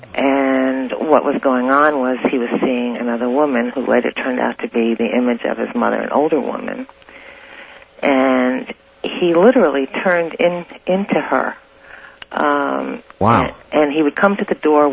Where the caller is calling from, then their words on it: Santa Rosa, California, United States; I'm calling from Santa Rosa